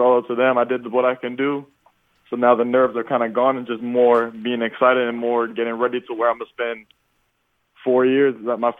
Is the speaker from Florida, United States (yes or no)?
yes; Florida, United States; UCF being a Florida school, I kind of can have a little bit of bragging rights there, too, because I'm from Florida